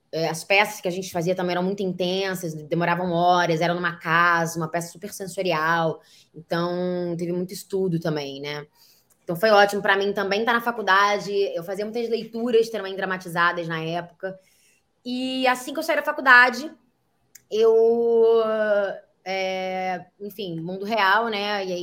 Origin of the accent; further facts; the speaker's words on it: Niterói, Rio de Janeiro, Brazil; eu tenho 26 anos, embora não pareça, e eu vim de Niterói, Rio de Janeiro.